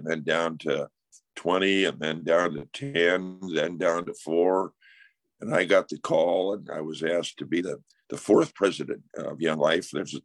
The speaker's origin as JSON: {"language": "English", "town": "Seattle", "region": "Washington", "country": "United States", "tie": "born or raised there", "also_born_or_lived": "Norman, Oklahoma", "said": "I grew up in Seattle, Washington."}